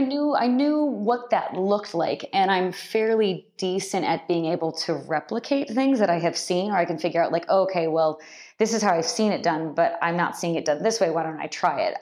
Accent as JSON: {"language": "English", "area": "just outside of the Bay Area", "region": "California", "country": "United States", "tie": "born or raised there", "also_born_or_lived": "Irvine, California / Japan", "said": "I grew up in California, just outside of the Bay Area"}